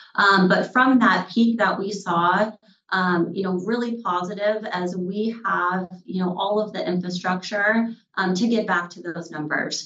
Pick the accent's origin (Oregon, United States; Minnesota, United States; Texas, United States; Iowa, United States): Minnesota, United States; moved away as an adult; also born or lived in North Dakota; now in Bellingham, United States; I grew up, born and raised in Minnesota